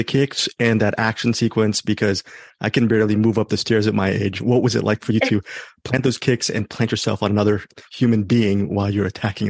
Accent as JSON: {"language": "English", "town": "Los Angeles", "region": "California", "country": "United States", "tie": "born or raised there", "also_born_or_lived": "Bangkok, Thailand", "said": "at 51, I've always wondered, my first several years were growing up in Bangkok, and then we moved to the States, and I've been in Los Angeles since I was 10."}